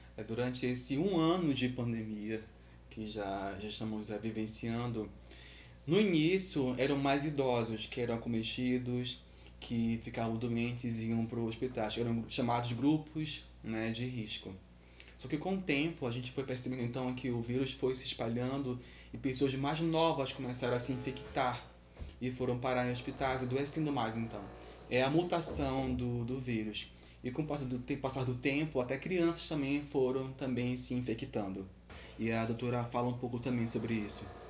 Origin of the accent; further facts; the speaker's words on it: Belém, Pará, Brazil; accent: paraense chiado, Belém accent; Aqui em Belém, na região metropolitana, a gente tem esse sotaque com mais chiado